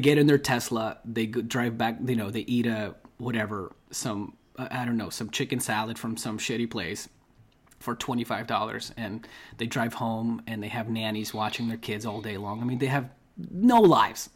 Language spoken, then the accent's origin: English; Russia; moved away; also born or lived in Chicago, United States; I'm from Russia.